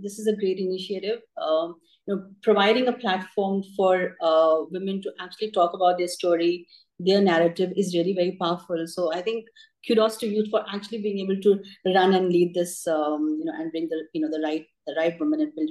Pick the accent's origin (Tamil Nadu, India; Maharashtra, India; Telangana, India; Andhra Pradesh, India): Maharashtra, India; Mumbai; I grew up in Bombay. So my parents moved from Delhi to Bombay just when I was born